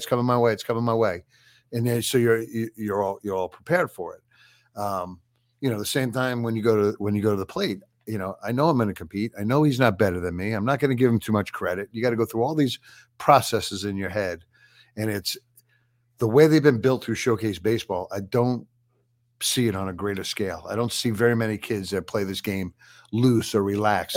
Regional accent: New York, United States; I grew up in New York and my family.

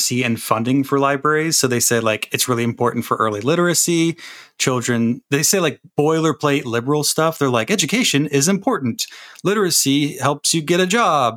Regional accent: Florida, United States; I grew up in Florida

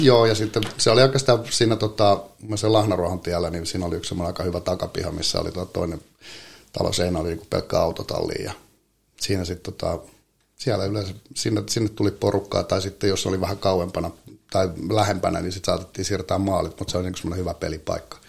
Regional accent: Helsinki, Uusimaa, Finland; meillä Lauttasaaressa oli tota, noin, niin meillä oli semmoinen, on varmaan oltu toka, kolma, nel, toka kolmas neljäs luokka, niin meillä oli kyllä oma sarja siellä

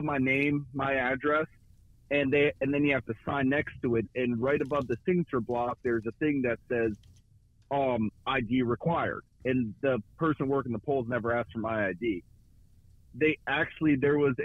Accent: Pennsylvania, United States; I'm from Pennsylvania

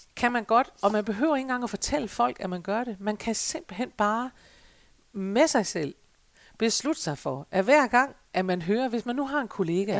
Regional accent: Denmark; vi jo som danskere

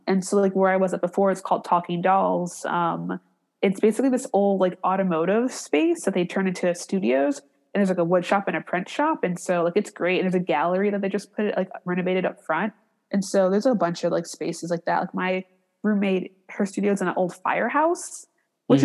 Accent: Cleveland, Ohio, United States; also born or lived in San Francisco Bay Area; now in Detroit, United States; I'm originally from Cleveland

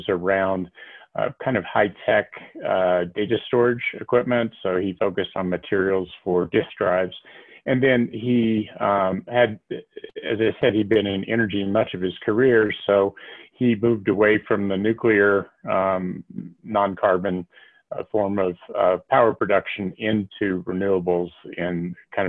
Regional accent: Tennessee, United States; moved away as an adult; also born or lived in California; now in Boulder, United States; Born and raised in Tennessee

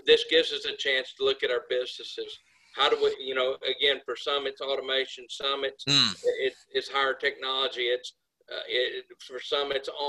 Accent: United States; we as American U.S. manufacturers

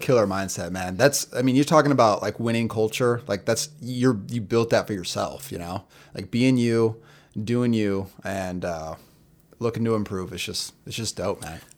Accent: Boise, Idaho, United States; I grew up in Boise, Idaho

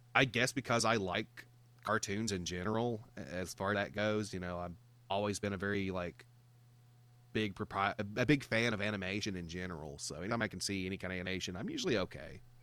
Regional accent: Georgia, United States; I'm from the South, man. I'm from Georgia.

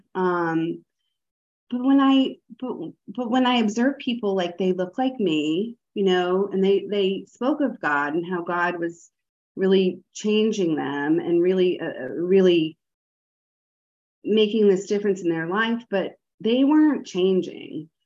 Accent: the North, United States; now in the South, United States; I live in the South. I'm a Northerner

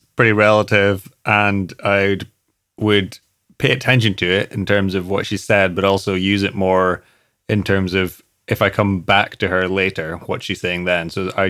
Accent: Scotland, United Kingdom; And I'm Scottish, yeah.

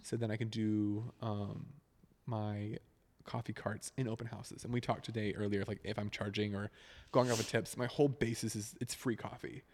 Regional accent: Northwest Arkansas, United States; moved away as an adult; now in Nashville, United States; I was born and raised in Northwest Arkansas, just about an hour east of, like, Fayetteville, Rogers, Bentonville

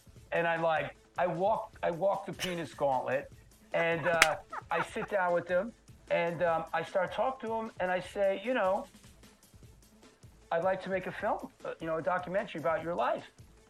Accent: Bronx, New York, United States; This is the kid that I went to high school with growing up in the Bronx.

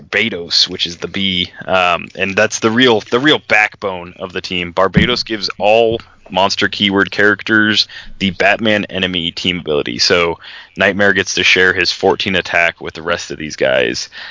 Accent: Funk, Nebraska, United States; My hometown, if you can call it that, it's a village. It's called Funk, F-U-N-K.

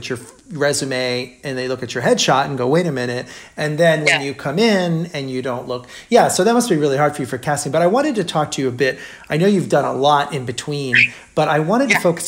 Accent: Brazil; now in United States; having not grown up in America, I grew up in Brazil

